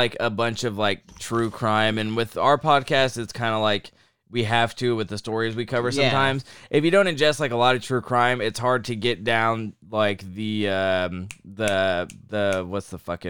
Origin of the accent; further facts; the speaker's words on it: Midwest, United States; Yeah, we're from the Midwest